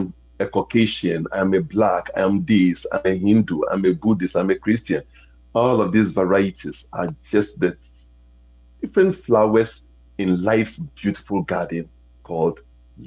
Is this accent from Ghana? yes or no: yes; Ghana; accent: international Americanese; moved away; I come from Africa